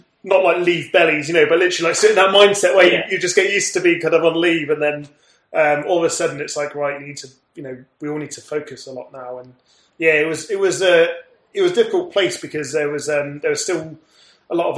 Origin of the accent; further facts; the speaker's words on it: Somerset, South West England, United Kingdom; moved away; the town where I grew up in Somerset